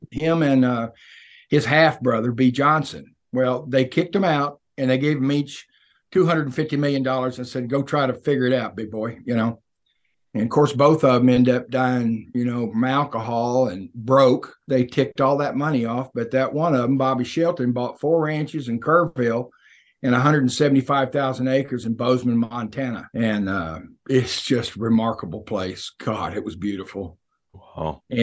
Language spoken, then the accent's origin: English; British Columbia, Canada; we're both from, Beast.